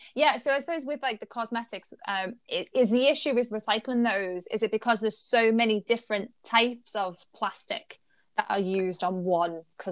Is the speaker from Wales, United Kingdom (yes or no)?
no; Liverpool, North West England, United Kingdom; as a Scouser, as someone who is from Liverpool